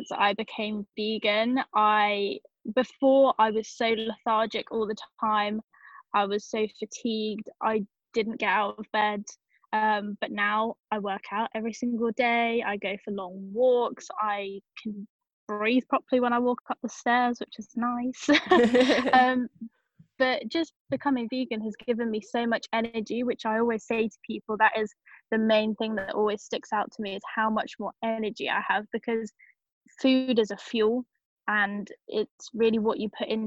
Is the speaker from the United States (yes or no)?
no; England, United Kingdom; I'm from England